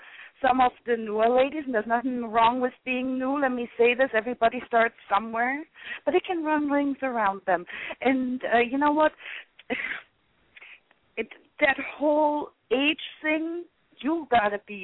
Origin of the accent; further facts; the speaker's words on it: Offenbach am Main, Hesse, Germany; English is a second language; now in United States; Originally, I'm from Offenbach am Main, Germany, but I've been in the U.S. since, 1988